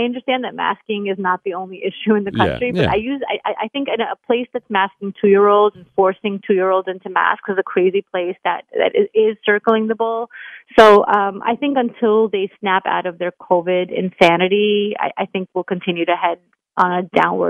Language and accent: English; New York, United States; And, you know, again, I'm a New Yorker.